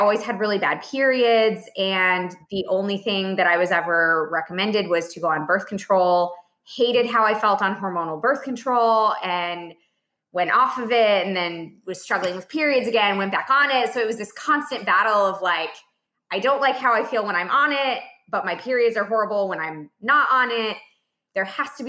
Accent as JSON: {"language": "English", "region": "Iowa", "country": "United States", "moved": "yes", "lives_now": "Dallas, United States", "said": "I'm originally from Iowa"}